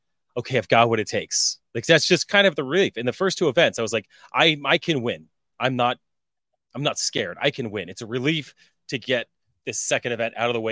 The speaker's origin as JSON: {"language": "English", "region": "Colorado", "country": "United States", "moved": "yes", "said": "I was from Colorado."}